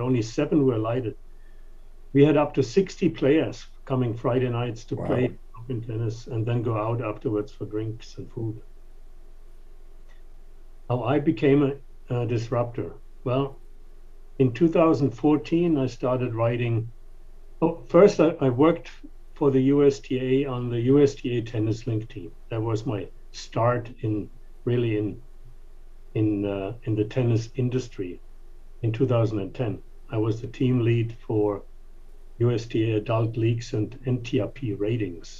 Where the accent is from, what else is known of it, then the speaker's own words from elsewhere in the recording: Germany; English is a second language; moved away as an adult; also born or lived in King of Prussia, Pennsylvania; now in United States; So, but I am from Germany. Moved here in 1985.